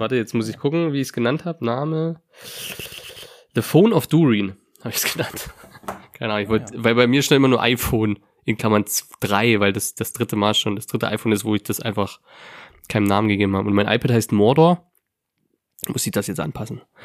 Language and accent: German; Lusatia, Germany; in meiner Heimat, tatsächlich, in meinem Dorf